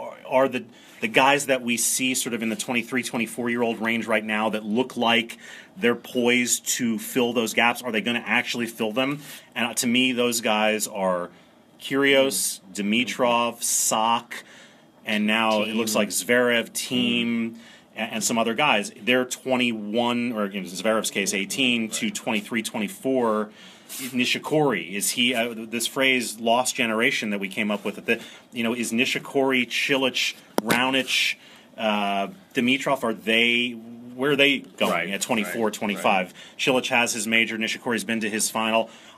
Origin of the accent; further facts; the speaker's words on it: Maryland, United States; And I'm from Maryland, and so I followed Francis Tiafoe very closely coming out of College Park